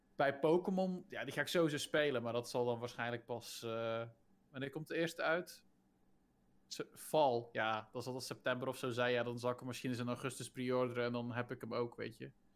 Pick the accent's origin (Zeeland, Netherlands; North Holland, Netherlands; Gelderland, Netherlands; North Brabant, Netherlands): Zeeland, Netherlands; ik ben een Zeeuw en wij zijn net zoals Fries